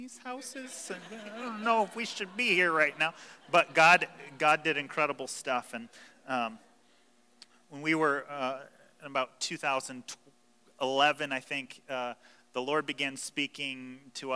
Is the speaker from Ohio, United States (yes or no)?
yes; Toledo, Ohio, United States; we're from Toledo